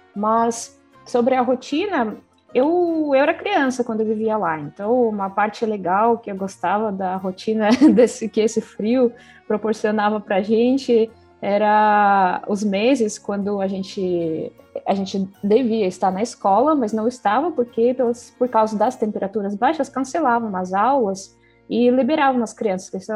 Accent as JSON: {"language": "Portuguese", "town": "Salekhard", "region": "Yamalo-Nenets Autonomous Okrug", "country": "Russia", "tie": "born or raised there", "second_language": "Portuguese", "moved": "yes", "said": "E quando eu penso na vida no círculo polar, então onde eu nasci"}